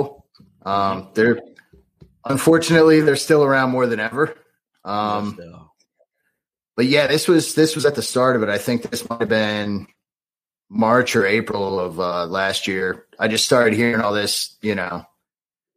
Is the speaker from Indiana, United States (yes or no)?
no; Wilmington, Delaware, United States; born or raised there; also born or lived in Michigan